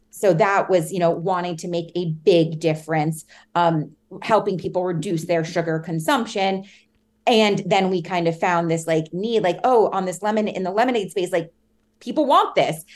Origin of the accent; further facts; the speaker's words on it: New York City, New York, United States; also born or lived in Hanover, New Hampshire; I grew up in New York City, in Manhattan, so right dead in the center of the city